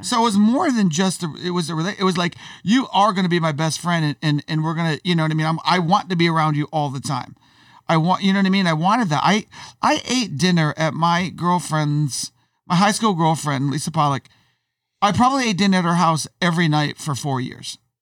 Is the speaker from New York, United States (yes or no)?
yes; Syracuse, New York, United States; I grew up in Syracuse, which is an upside town in New York